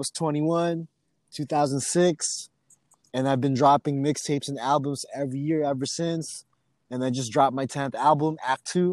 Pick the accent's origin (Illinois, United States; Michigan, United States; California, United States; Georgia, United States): California, United States; Oxnard; now in San Diego, United States; growing up in Oxnard in the mid-90s